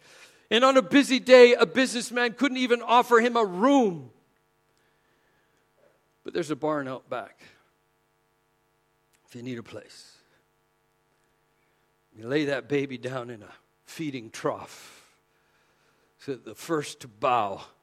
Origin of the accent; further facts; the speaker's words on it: Canada; moved away; coming from Canada, we're not really supposed to even say Merry Christmas because we're Canadian